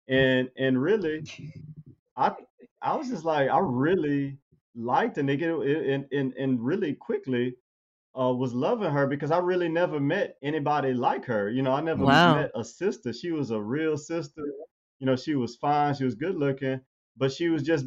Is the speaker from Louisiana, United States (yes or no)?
yes; Baton Rouge, Louisiana, United States; moved away as an adult; also born or lived in New Orleans, Louisiana / Birmingham, Alabama; I grew up in Baton Rouge.